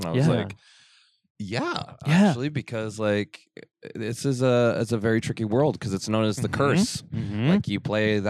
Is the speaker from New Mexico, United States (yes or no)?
yes; Farmington, New Mexico, United States; moved away; I grew up in Farmington, New Mexico. Uh-huh. It's a border town next to the Navajo Reservation.